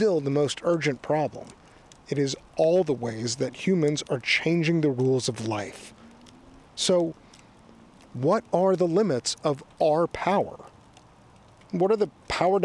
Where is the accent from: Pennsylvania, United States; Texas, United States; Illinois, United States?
Texas, United States; Austin; moved away; also born or lived in Bay Area, California; in late 2017, I moved to my hometown of Austin, Texas, which is where I am now